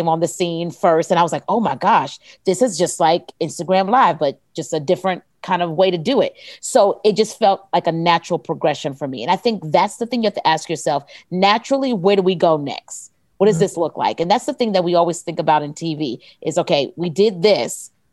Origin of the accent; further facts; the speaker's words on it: the South, United States; I'm a Southerner